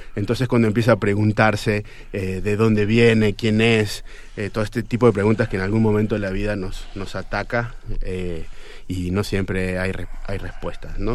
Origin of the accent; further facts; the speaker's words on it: Argentina; como argentino de 41 años